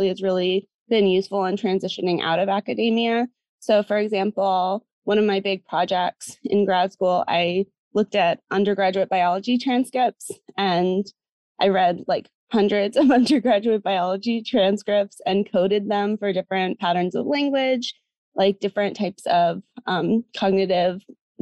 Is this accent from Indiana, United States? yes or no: no; New Jersey, United States; now in Massachusetts, United States; So I'm originally from the US. So I'm from New Jersey, not too far from where I am now, which is Massachusetts.